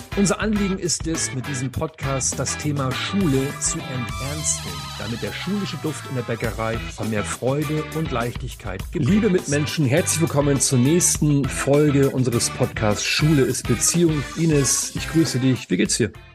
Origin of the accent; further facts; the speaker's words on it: Northern Germany, Germany; moved away; also born or lived in Saxony; Ich komme ja aus dem Norden, ja, und ich habe lange Zeit in Sachsen als Lehrer gearbeitet